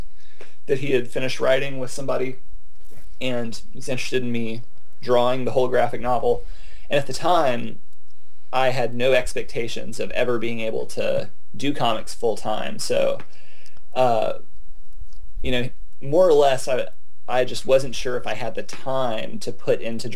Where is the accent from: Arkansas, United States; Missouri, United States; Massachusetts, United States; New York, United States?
Arkansas, United States; also born or lived in Alabama / Mississippi; You know, I grew up in Arkansas, Alabama, Mississippi. My family's all from Mississippi.